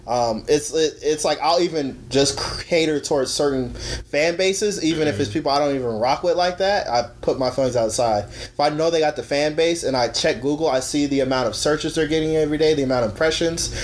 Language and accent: English; Arizona, United States; I'm from Arizona